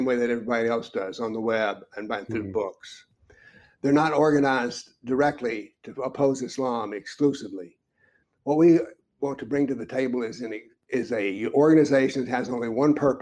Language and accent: English; United States; As an American